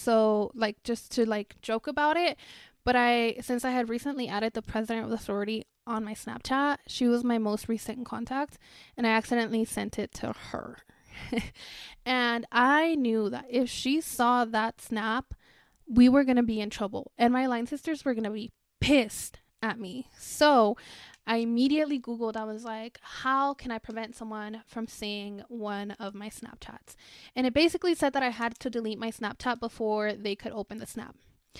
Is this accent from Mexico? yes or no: yes; Mexico; because I was born and raised in Mexico, and in Spanish the H is silent